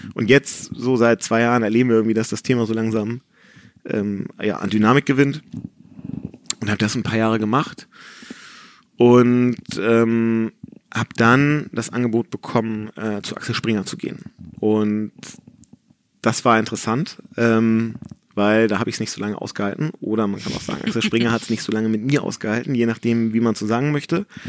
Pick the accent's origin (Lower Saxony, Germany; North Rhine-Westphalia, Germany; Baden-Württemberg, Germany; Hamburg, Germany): Hamburg, Germany; in Hamburg-Rissen, wo ich aufgewachsen bin